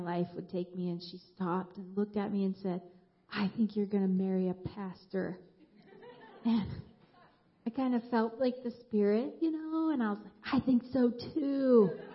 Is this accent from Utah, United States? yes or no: yes; Moab, Utah, United States; moved away; I grew up in Moab, Utah, in a Christian family